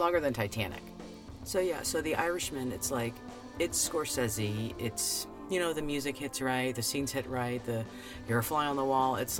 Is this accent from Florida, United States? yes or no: yes; Florida, United States; growing up in Florida in the 90s.